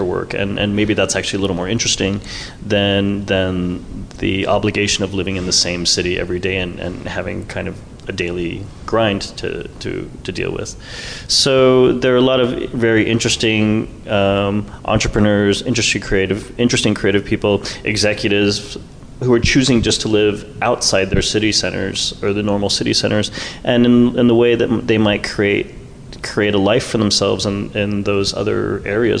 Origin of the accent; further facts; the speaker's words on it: New York, United States; now in Los Angeles, United States; I'm from New York and I live in Los Angeles